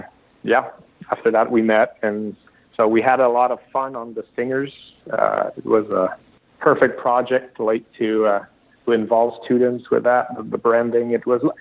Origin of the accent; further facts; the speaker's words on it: Sherbrooke, Quebec, Canada; I'm from Sherbrooke, but it was a small school